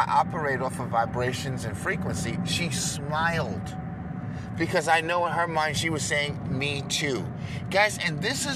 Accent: New York, United States; I'm from New York

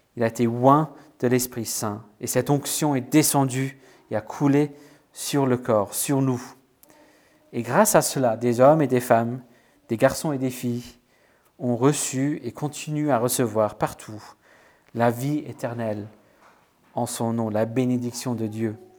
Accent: Wales, United Kingdom; moved away; chez moi au Pays de Galles

